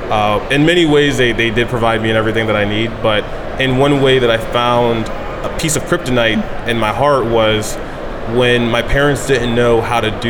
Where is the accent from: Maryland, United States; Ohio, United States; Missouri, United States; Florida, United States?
Maryland, United States; Odenton; now in Austin, United States; my my parents and I, well, more so me, I'm from Maryland originally.